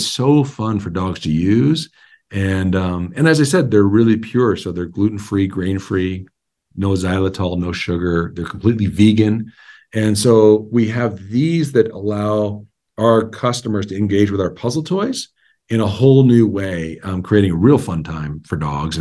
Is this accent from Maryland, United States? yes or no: no; Montana, United States; I was born and raised in Montana. My family's all here